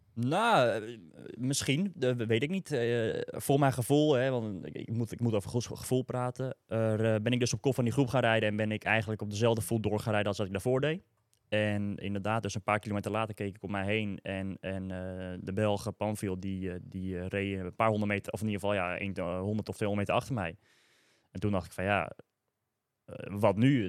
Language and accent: Dutch; Almere, Flevoland, Netherlands; ik uit Almere kwam